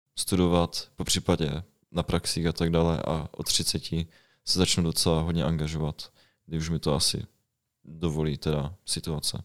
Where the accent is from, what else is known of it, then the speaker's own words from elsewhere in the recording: Ostrava, Moravian-Silesian Region, Czechia; moved away; jsem z Ostravy původně